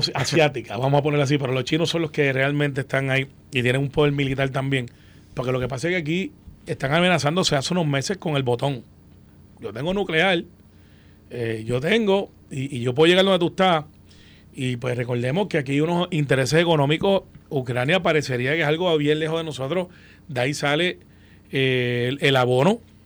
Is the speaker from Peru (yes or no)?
no; Puerto Rico; como todo puertorriqueño